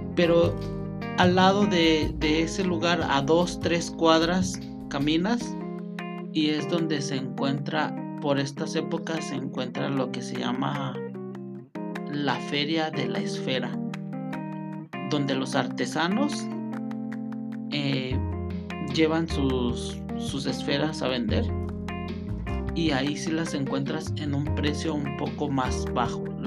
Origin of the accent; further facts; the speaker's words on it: Mexico; now in Michoacán, Mexico; lo que nosotros hacemos como mexicanos